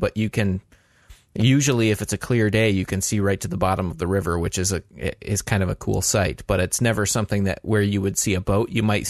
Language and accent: English; Grand Rapids, Michigan, United States; I'm from Grand Rapids here in Michigan, and we have a river flowing through the middle of the city as well